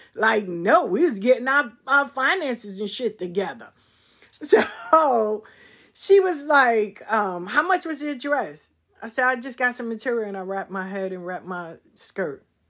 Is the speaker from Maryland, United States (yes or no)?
no; New York City, New York, United States; moved away as an adult; now in Atlanta, United States; growing up in South Jamaica, sitting in the square